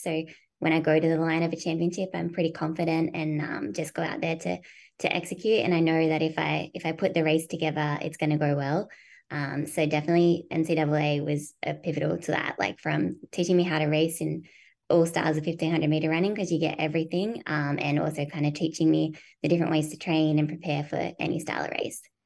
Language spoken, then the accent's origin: English; Australia; moved away as an adult; also born or lived in United States; as an Australian